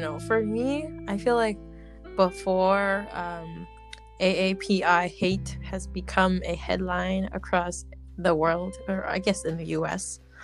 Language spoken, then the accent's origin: English; United States; being Asian American